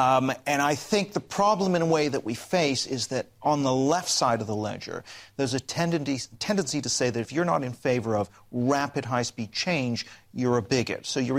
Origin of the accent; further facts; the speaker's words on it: Canada; I'm actually Canadian, but yeah, it's all right.